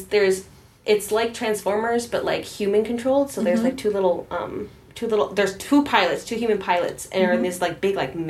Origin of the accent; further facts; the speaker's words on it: Milwaukee, Wisconsin, United States; also born or lived in Whitewater, Wisconsin; I'm from Milwaukee, North Milwaukee, but I'm here in for school